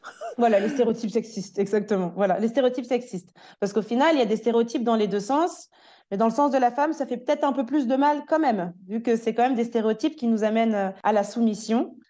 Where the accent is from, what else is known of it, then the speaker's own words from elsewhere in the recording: France; now in Switzerland; je suis une Française qui habite actuellement en Suisse